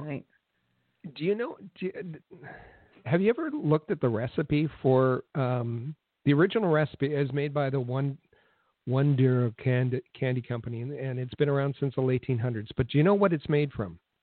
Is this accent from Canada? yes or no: yes; Thunder Bay, Ontario, Canada; moved away; also born or lived in Winnipeg; where I grew up in Thunder Bay